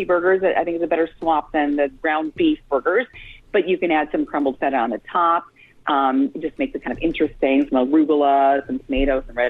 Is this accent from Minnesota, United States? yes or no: yes; Minnesota, United States; I'm from Minnesota